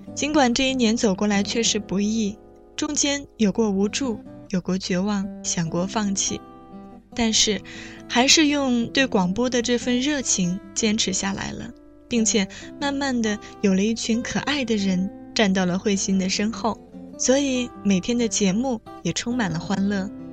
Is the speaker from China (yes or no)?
yes; Kaifeng, Henan, China; moved away as an adult; 开封对于我来说，不仅是生我养我的故乡